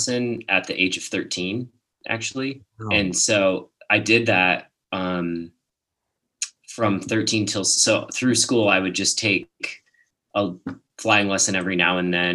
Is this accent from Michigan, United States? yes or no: yes; southwestern Michigan, United States; moved away as an adult; now in Austin, United States; I actually grew up in southwestern Michigan, and then I moved all around for college and for my airline career that I had for a bit, and then I ended up in Austin in 2008